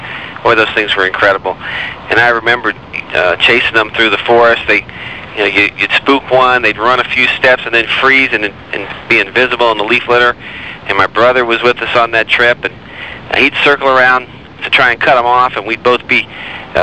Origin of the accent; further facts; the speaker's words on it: Miami, Florida, United States; I was born in Miami. Never have lived outside of Florida